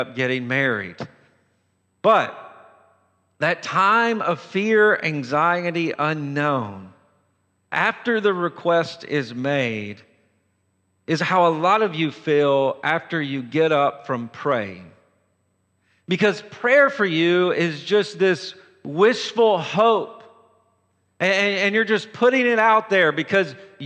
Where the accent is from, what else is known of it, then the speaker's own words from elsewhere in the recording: Tennessee, United States; I'm from Tennessee